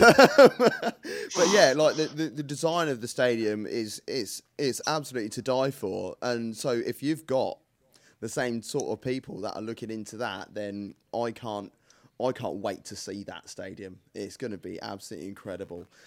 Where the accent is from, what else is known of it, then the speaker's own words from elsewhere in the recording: United Kingdom; I'm so British